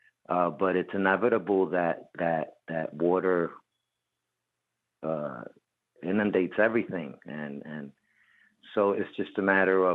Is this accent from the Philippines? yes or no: no; Puerto Rico; also born or lived in Bronx, New York; I reside in Puerto Rico. I have family. My family is all there. I have family also in the Bronx and New York and all over the United States. But I was born in Puerto Rico